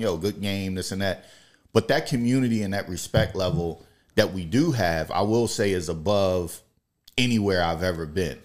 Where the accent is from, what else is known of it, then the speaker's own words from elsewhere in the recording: Camden, New Jersey, United States; also born or lived in Columbus, Ohio / Mississippi; I grew up a Camden, Camden High School guy